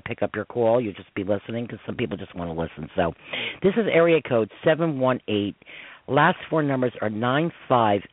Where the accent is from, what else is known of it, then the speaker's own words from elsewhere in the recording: Croton-on-Hudson, New York, United States; also born or lived in Newcastle, New York; I'm from Croton and Hudson